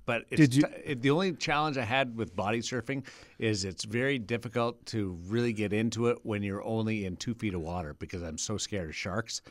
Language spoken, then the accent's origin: English; Manitoba, Canada; I grew up in Manitoba. I've seen plenty of agriculture and livestock.